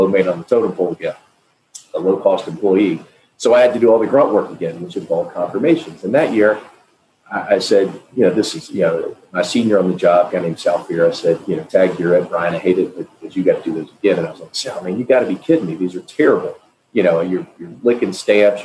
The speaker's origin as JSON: {"language": "English", "town": "Nashville", "region": "Tennessee", "country": "United States", "tie": "born or raised there", "said": "I'm from Nashville, Tennessee, grew up here"}